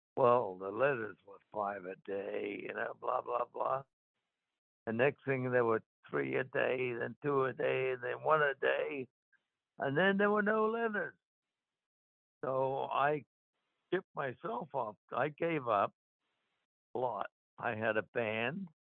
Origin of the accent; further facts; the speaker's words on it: Queanbeyan, New South Wales, Australia; moved away; I went back to my hometown, Queanbeyan, in Australia